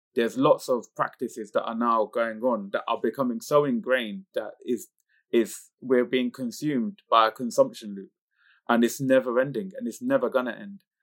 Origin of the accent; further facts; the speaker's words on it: United Kingdom; coming from the community group of people I come from, being British Pakistani